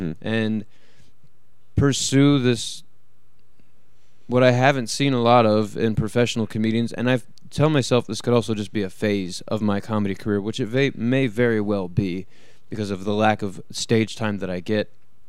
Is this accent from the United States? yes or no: yes; Philadelphia, Pennsylvania, United States; moved away; And that's where I came from. I came from the East Coast, from Philadelphia, and all that. And to be out here is so opposite.